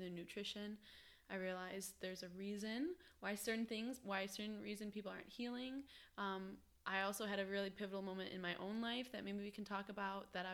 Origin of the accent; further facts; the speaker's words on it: Ohio, United States; moved away as an adult; now in Wilmington, United States; So I came from Ohio. I lived in Ohio all my life